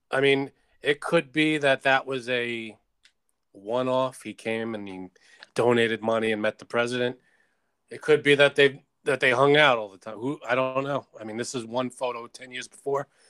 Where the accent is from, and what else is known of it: United States